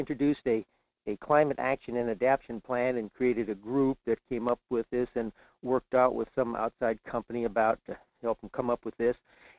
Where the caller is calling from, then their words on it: Fairbanks, Alaska, United States; in Fairbanks.